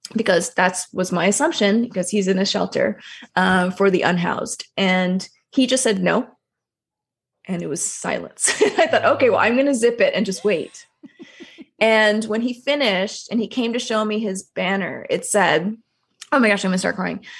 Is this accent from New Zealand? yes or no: no; Toronto, Ontario, Canada; I'm first generation Canadian. I was born in Toronto, which is, you know, an incredibly multicultural city